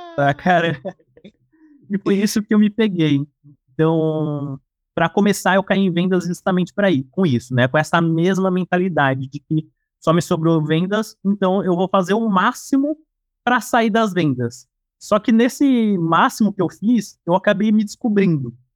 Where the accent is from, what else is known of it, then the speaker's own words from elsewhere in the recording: São Paulo, Brazil; sou aqui de São Paulo